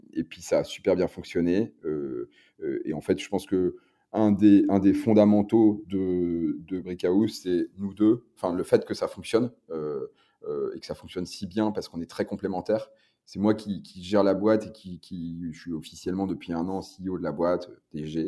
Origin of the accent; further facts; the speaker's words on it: Lille, Hauts-de-France, France; comme je viens du Nord, bah, je, suis lillois, on est à Lille.